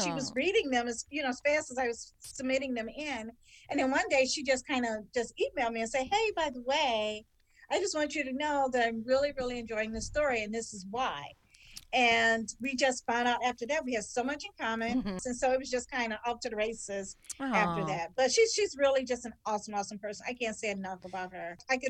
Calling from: Missouri, United States; I'm about an hour and a half outside of St. Louis, about 90 minutes northwest of the St. Louis area, small little rural area, which has its blessings. I love the small town feel.

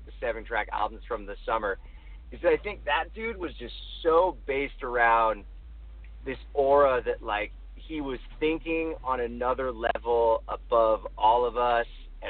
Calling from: Los Angeles, California, United States; Los Angeles.

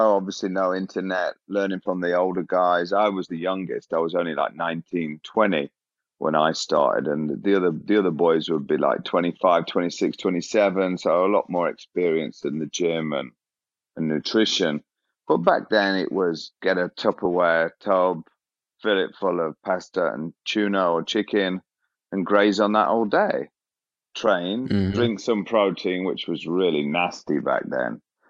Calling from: London, United Kingdom; Yeah, I've got a little accent going on here. I'm in London in the UK.

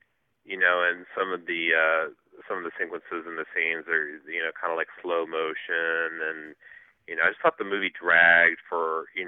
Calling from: Cincinnati, Ohio, United States; I'm calling from Cincinnati, Ohio.

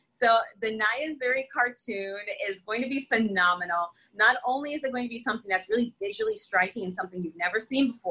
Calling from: Connecticut, United States; not only in my state, I'm coming in from Connecticut, but really across the U.S

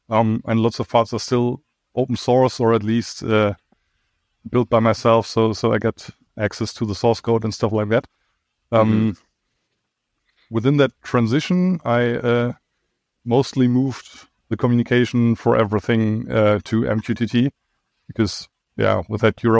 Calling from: Dortmund, North Rhine-Westphalia, Germany; I'm joining you from Germany, the western part of Germany. To be precise, from Dortmund.

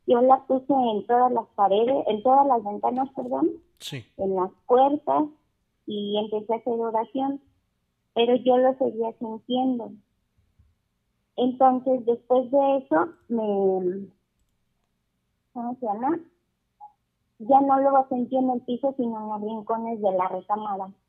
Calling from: Chavarría, Mexico; De Chavarría

